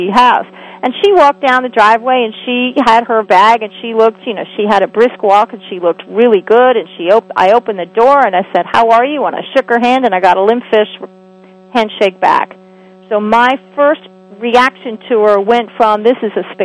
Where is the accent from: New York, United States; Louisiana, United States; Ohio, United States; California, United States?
New York, United States; New York City; I was raised in New York City